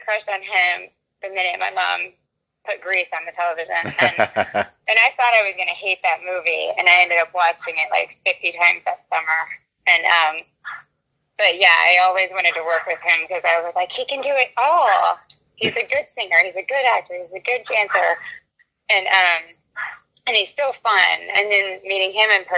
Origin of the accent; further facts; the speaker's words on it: Huntsville, Alabama, United States; also born or lived in Charlotte, North Carolina; I'm originally from Charlotte, North Carolina. I grew up in Huntsville, Alabama